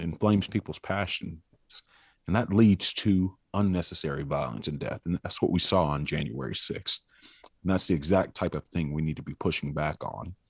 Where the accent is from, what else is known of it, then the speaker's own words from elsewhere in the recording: Troy, Alabama, United States; now in Georgia, United States; I was born in Troy, Alabama